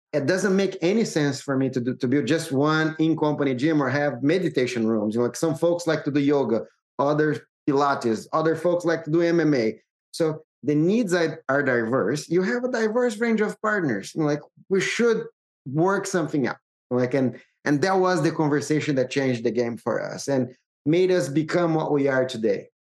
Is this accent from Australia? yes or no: no; Brazil; I'm originally from Brazil